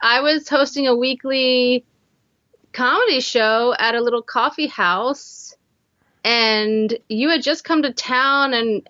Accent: Philadelphia, Pennsylvania, United States; moved away; I'm from Philadelphia, Pennsylvania.

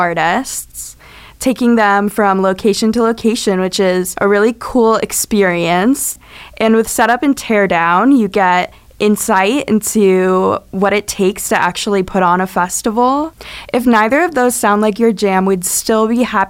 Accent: Bloomington, Indiana, United States; I grew up in Bloomington, and I've been around Lotus my whole life.

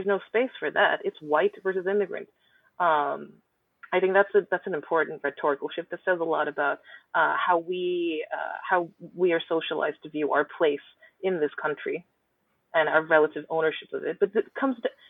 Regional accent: United States; We are American citizens by birthright

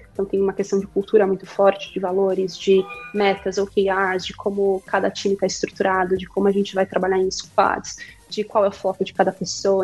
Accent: Curitiba, Paraná, Brazil; also born or lived in Toronto, Canada; Eu sou curitibana, Paulo, é, sou, sou engenheira de produção, me formei, me formei em Curitiba

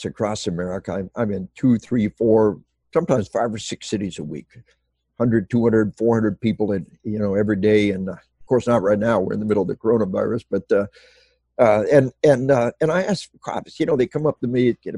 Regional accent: Arkansas, United States; we are from Arkansas.

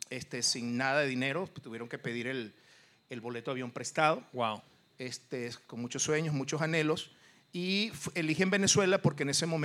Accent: Mexico; yo soy mexicano

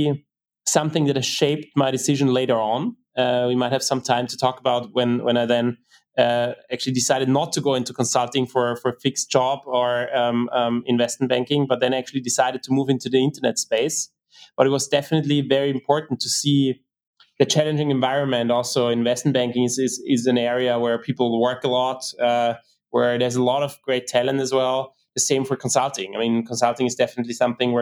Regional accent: Vienna, Austria; moved away as an adult; also born or lived in St. Gallen; I had the pleasure to grow up there and enjoyed growing up in Vienna

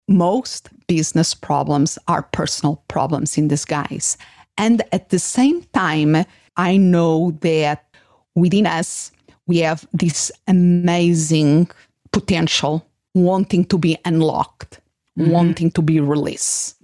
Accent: Portugal; English is a second language; moved away as an adult; now in United States; I was born in, in a city, but um, when I was about six, we moved to the countryside to a small village where my father had born.

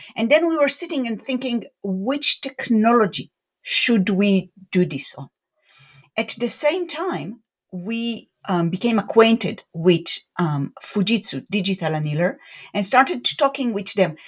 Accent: Beersheba, Southern District, Israel; moved away as an adult; also born or lived in Jerusalem, Israel; now in Raleigh-Durham, United States; I grew up in Israel, in a city called Beersheba, which is in the south of Israel.

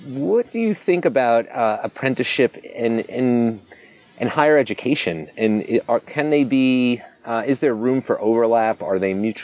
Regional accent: Long Island, New York, United States; I grew up on Long Island in pretty middle class area

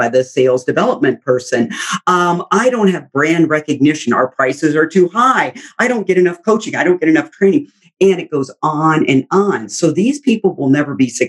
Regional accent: Midwest, United States; we grew up in the Midwest

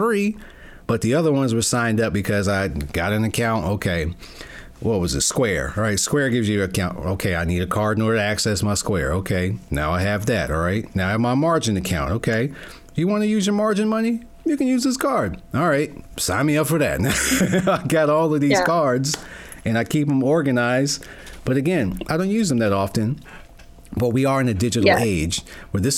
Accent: New York City, New York, United States; I'm from Brooklyn

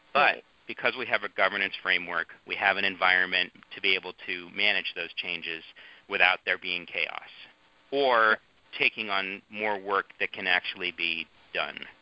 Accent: San Mateo County, California, United States; moved away as an adult; I grew up in San Mateo County, and so for me this was home

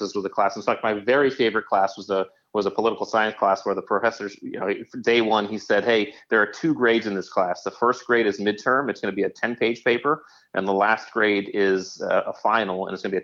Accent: Connecticut, United States; as a kid growing up in Connecticut, I had a really nice youth

